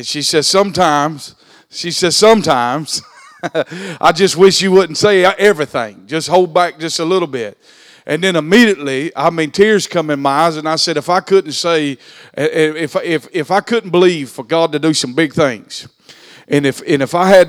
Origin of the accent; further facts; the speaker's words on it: Alma, United States; we went to Alma, which was my hometown